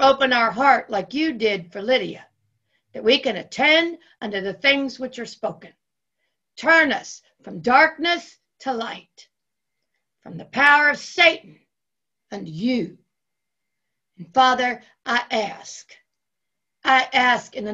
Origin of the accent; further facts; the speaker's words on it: Ohio, United States; I grew up in Ohio